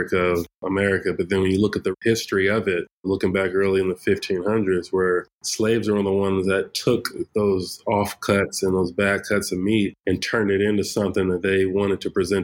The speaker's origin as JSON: {"language": "English", "town": "Fresno", "region": "California", "country": "United States", "tie": "born or raised there", "said": "Born and raised in the Central Valley in Fresno, California"}